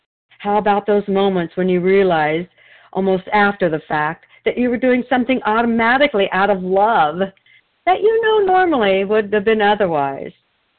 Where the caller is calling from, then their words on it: Wilsonville, Oregon, United States; I'm a recovered compulsive overeater, and I'm calling from Wilsonville, Oregon.